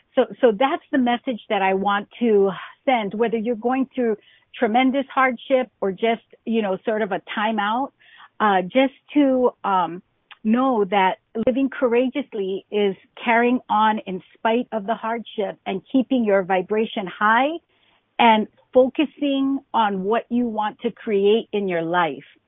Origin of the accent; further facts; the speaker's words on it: Hawaii, United States; I grew up in Hawaii